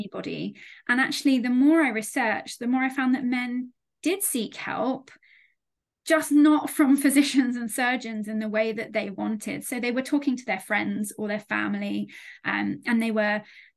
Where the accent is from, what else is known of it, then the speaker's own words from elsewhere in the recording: United Kingdom; as a Brit